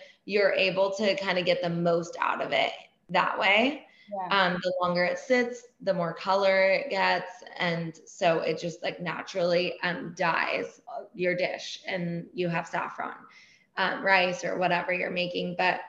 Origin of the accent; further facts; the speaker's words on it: Iran; And then saffron ice cream is like a big thing growing up in Iran and whatever, being Persian.